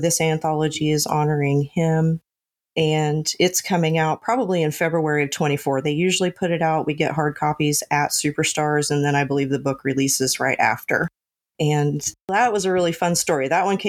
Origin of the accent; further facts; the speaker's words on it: Oklahoma, United States; I'm from Oklahoma